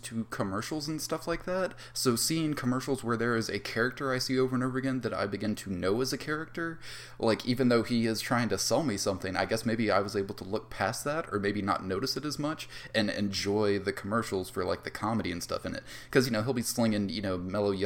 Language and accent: English; Mobile, Alabama, United States; I was born in Mobile, Alabama.